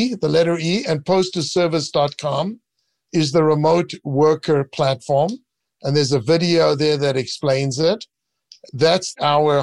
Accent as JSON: {"language": "English", "country": "Israel", "tie": "born or raised there", "also_born_or_lived": "South Africa", "moved": "as an adult", "lives_now": "United States", "said": "I really loved living and growing up in Israel, serving the military and just the environment there."}